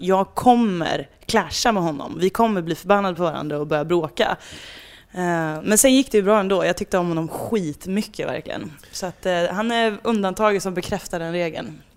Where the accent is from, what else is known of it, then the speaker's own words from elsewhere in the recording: Värmland, Sweden; som värmlänning